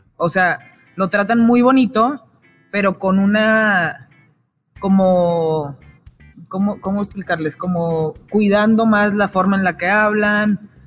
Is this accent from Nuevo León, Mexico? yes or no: yes; Monterrey, Nuevo León, Mexico; moved away as an adult; viví toda mi vida en Monterrey hasta que me casé hace 13 años